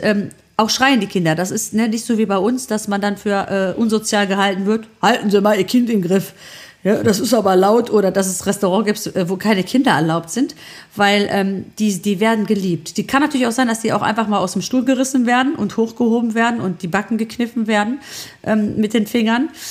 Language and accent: German; Germany; bei uns in Deutschland